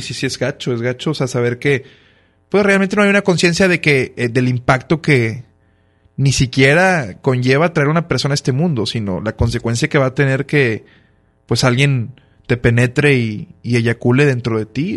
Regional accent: Monterrey, Nuevo León, Mexico; also born or lived in Mexico City; quienes son los grandes pioneros en, mi tierra

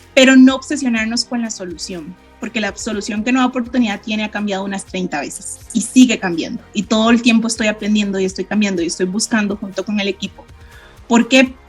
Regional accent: Costa Rica; soy de Costa Rica

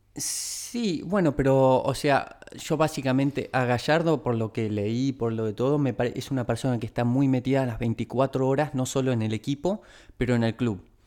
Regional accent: Argentina; como argentinos

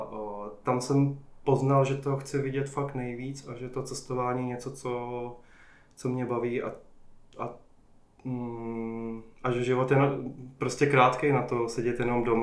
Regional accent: Jičín, Hradec Králové Region, Czechia; moved away as an adult; also born or lived in Prague; now in New Zealand; jsem původně eh, z Jíčína, ale po vejšce jsem se vlastně přestěhoval do Prahy a už jsem tam zůstal, už se mi tam líbilo.

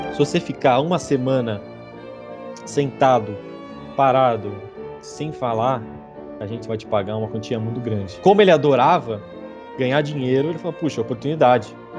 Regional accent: Brazil; moved away as an adult; now in Manchester, United Kingdom; sendo brasileiro

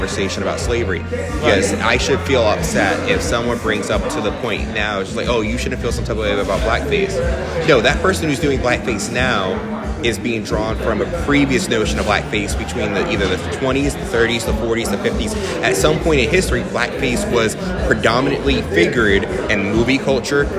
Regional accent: Newark, New Jersey, United States; I identify as an Irish black man who grew up in the city of Newark

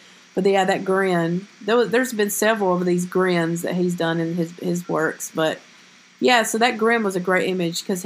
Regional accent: the South, United States; I'm from the South

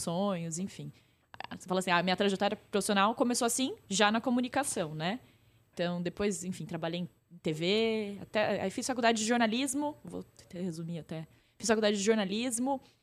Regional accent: Pirajuí, São Paulo, Brazil; eu sou de uma cidade do interior de São Paulo, bem pequena

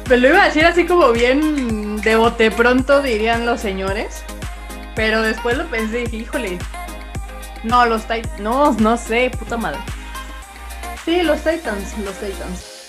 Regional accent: northern Mexico, Mexico; siendo norteña

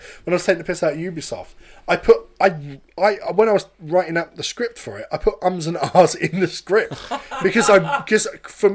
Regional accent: London, United Kingdom; I'm from London

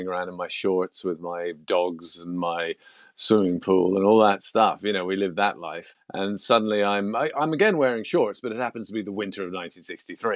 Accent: England, United Kingdom; born or raised there; accent: British; also born or lived in Toronto, Canada / Los Angeles, United States

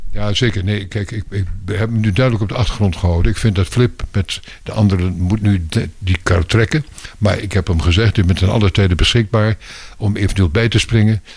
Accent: Twente, Overijssel, Netherlands; also born or lived in Belgium / Brussels; now in Laren, Netherlands; Ik ben oorspronkelijk een tukker

